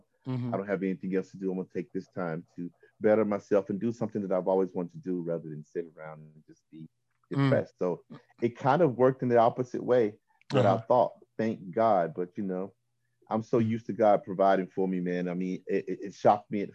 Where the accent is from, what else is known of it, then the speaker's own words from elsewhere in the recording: Chattanooga, Tennessee, United States; moved away; where I'm from Chattanooga, Tennessee. I'm the youngest of four